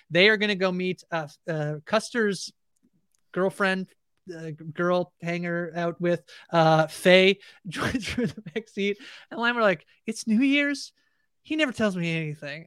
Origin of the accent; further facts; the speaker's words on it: Canada; I'm Canadian